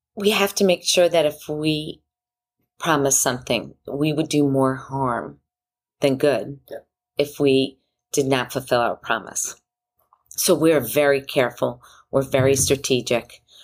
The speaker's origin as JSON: {"language": "English", "area": "Long Island", "region": "New York", "country": "United States", "tie": "born or raised there", "said": "I grew up in Long Island, New York"}